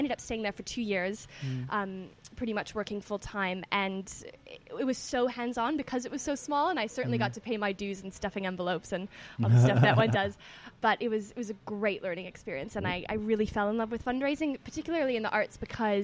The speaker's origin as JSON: {"language": "English", "town": "Toronto", "region": "Ontario", "country": "Canada", "tie": "born or raised there", "also_born_or_lived": "New York, United States", "moved": "as an adult", "lives_now": "London, United Kingdom", "said": "I'm from Toronto originally, I'm a Canadian."}